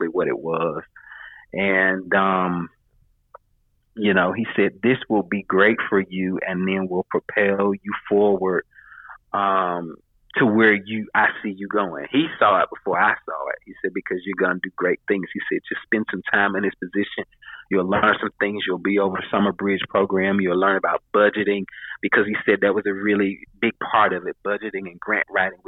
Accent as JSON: {"language": "English", "region": "North Carolina", "country": "United States", "tie": "born or raised there", "moved": "as an adult", "lives_now": "Atlanta, United States", "said": "where I was originally from, 2 hours or so from my hometown in, town in North Carolina"}